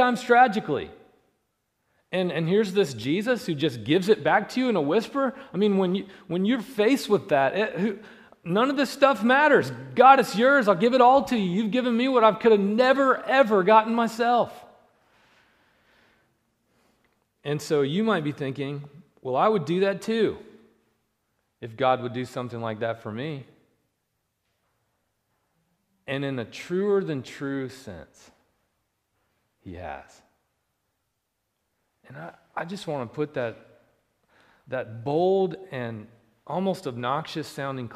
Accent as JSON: {"language": "English", "region": "North Carolina", "country": "United States", "moved": "yes", "said": "I'm from North Carolina"}